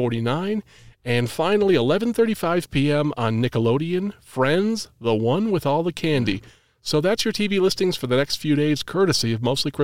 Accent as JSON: {"language": "English", "region": "New England", "country": "United States", "said": "I'm actually from New England. It's a wicked pisser."}